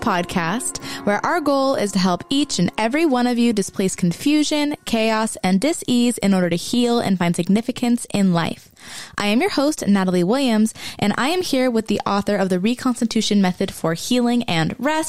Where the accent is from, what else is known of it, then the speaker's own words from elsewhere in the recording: Austria; Born and raised in Austria, yes.